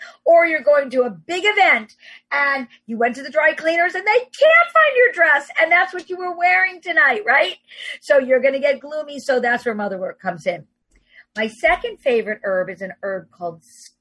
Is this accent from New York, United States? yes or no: yes; New York City, New York, United States; I'm a New Yorker